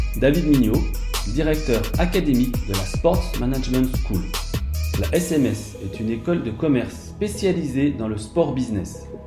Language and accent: French; Burgundy, Bourgogne-Franche-Comté, France; je suis aussi de Bourgogne